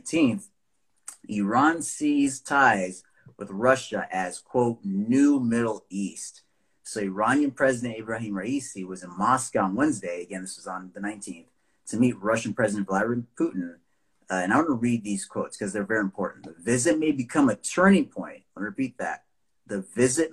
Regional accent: Nigeria; I'm from Nigeria

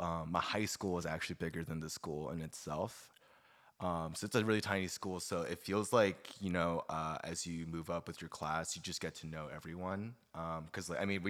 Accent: Suwon, Gyeonggi Province, South Korea; born there; moved away; So I was born in Suwon. I moved to K-Town, like I want to say in 2000.

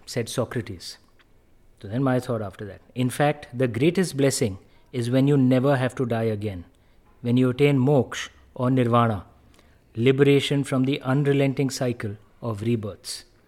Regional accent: India; as an Indian

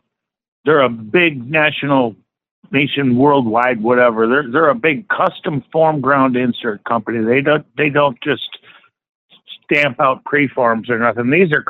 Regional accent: Detroit, Michigan, United States; Detroit, Michigan.

